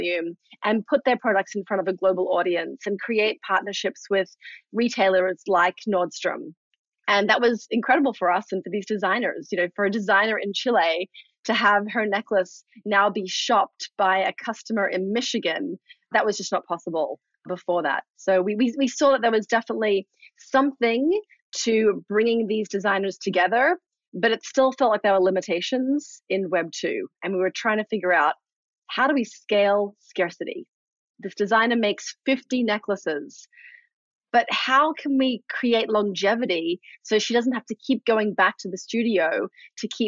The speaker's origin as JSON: {"language": "English", "country": "Australia", "moved": "yes", "said": "I'm from Australia originally."}